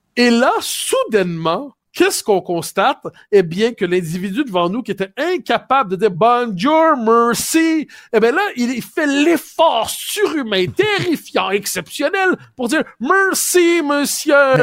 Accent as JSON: {"language": "French", "region": "Quebec", "country": "Canada", "said": "je suis québécois"}